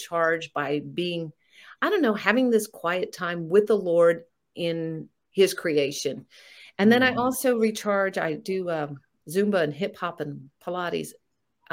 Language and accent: English; Florida, United States; where I grew up in Florida